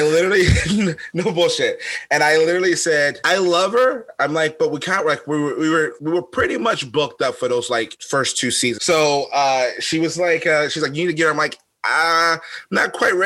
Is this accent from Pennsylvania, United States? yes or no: yes; Philadelphia, Pennsylvania, United States; I'm from Philly